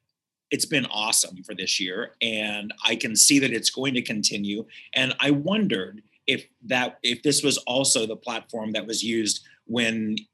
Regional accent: Reno County, Kansas, United States; I grew up in Reno County. So the state fair was 10 minutes away, and you know, it was the same place as my county fair.

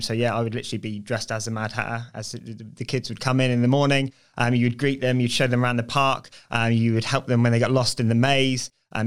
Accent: Bournemouth, South West England, United Kingdom; Yeah, so I grew up locally. So okay. I'm a Bournemouth lad. Always been a Bournemouth lad.

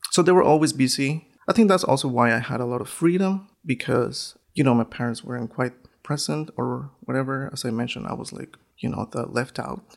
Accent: northern Mexico, Mexico; English is a second language; also born or lived in Schenectady, New York; now in Syracuse, United States; I was born in Mexico, northern part of Mexico, born and raised

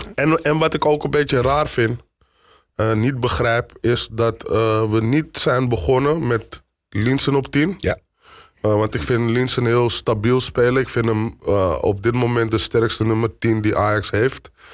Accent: Amsterdam, North Holland, Netherlands; kom uit Amsterdam. Ik ben geboren in Amsterdam-West

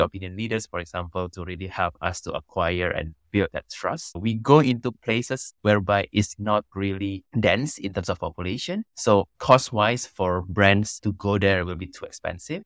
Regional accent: Banyuwangi, East Java, Indonesia; also born or lived in Canada; I was born and raised in Indonesia

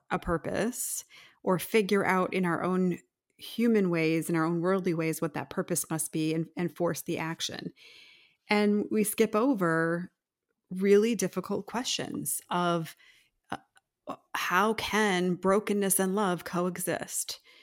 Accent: United States; as modern American Christians

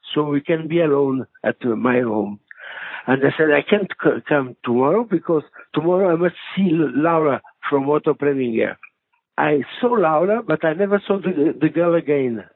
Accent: Mozambique; English is a second language; moved away; I grew up in Mozambique, in Portuguese Africa colony.

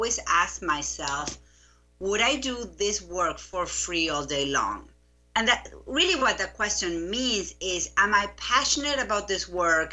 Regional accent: Buenos Aires, Argentina; English is a second language; moved away as an adult; now in United States; I grew up in Buenos Aires. I lived there until I was 25

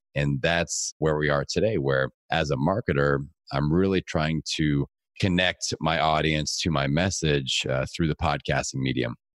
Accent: Bloomington, Indiana, United States; my hometown

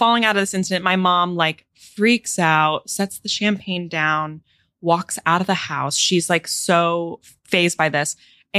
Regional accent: upstate New York, United States; my parents buy a house in upstate New York. We're very excited about it. I am 4.

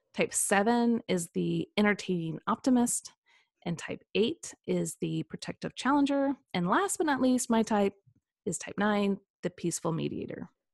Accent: Kansas City, United States; also born or lived in Saint Louis; now in Franklin, United States; I grew up in the Midwest, so a lot of flatlands, um, so I grew up in Kansas City

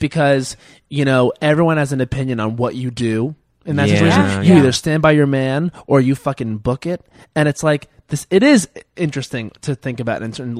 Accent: Long Island, New York, United States; I grew up on Long Island where everything was offensive and everything was also okay.

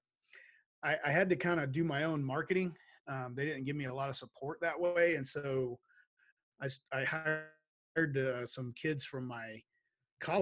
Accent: Shreveport, Louisiana, United States; moved away as an adult; now in Idaho, United States; I grew up in Shreveport, Louisiana

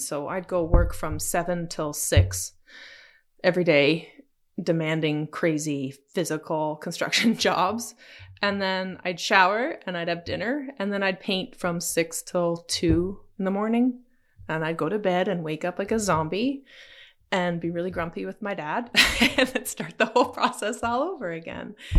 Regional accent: Ontario, Canada; also born or lived in Toronto; I moved back after university to my hometown and was working with my dad

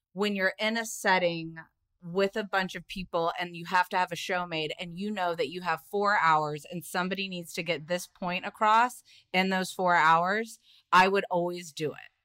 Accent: South Carolina, United States; also born or lived in Indiana; I was born in Indiana and grew up in South Carolina.

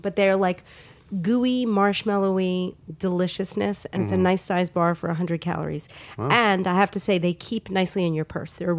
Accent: New York, United States; I grew up in New York

